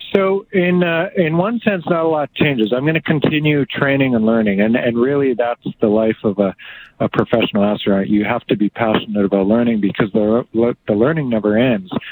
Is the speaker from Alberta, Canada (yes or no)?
yes; Two Hills, Alberta, Canada; also born or lived in Fort Saskatchewan, Alberta; I was born in Fort Saskatchewan, you but I was mostly raised on our family farm. We we moved shortly thereafter, and uh, that farm is just located east of Two Hills. So I grew up on that cattle farm